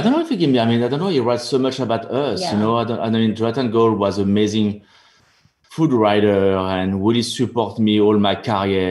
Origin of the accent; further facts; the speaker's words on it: Burgundy, Bourgogne-Franche-Comté, France; English is a second language; moved away; I'm from Burgundy. That's where I grew up with mustard